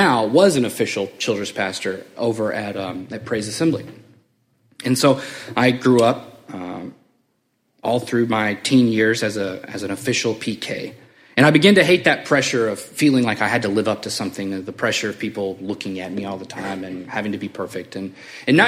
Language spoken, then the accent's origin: English; Memphis, Tennessee, United States; also born or lived in Springfield; I'm from Memphis.